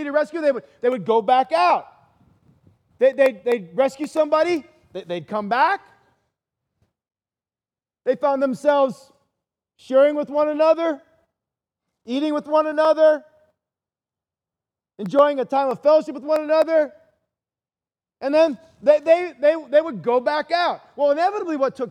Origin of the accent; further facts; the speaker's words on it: northwest Ohio, United States; now in Costa Mesa, United States; I grew up on Lake Erie in the northwest part of Ohio